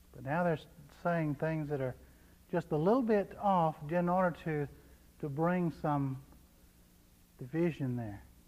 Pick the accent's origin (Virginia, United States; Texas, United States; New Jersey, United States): Texas, United States; I was from Texas